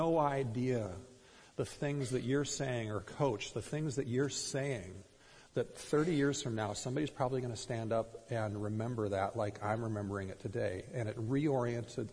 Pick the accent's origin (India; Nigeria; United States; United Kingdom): United States; Minnesota; growing up in Minnesota